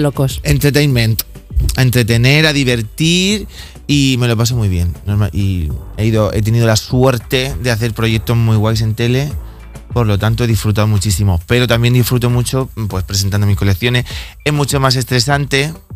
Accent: Bigastro, Valencian Community, Spain; yo soy de Bigastro, un pueblecito que está muy cerquita de Torrevieja, zona costera, el levante español

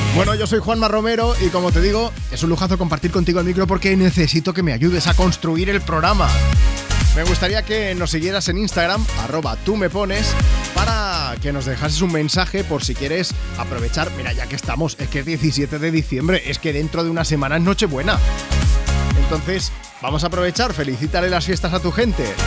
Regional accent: Catalonia, Spain; yo soy catalán

